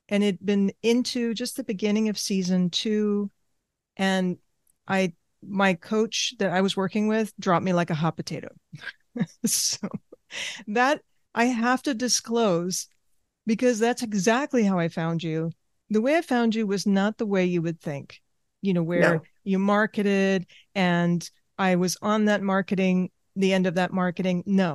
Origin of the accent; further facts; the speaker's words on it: Argentina; born there; I grew up in different cultures. I was born in Argentina. The past generations have come from other countries. So I have that background, multiple languages.